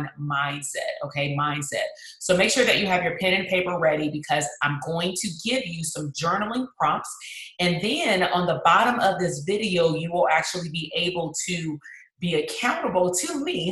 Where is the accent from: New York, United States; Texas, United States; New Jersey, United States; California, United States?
California, United States; Compton; my hometown, that's Compton.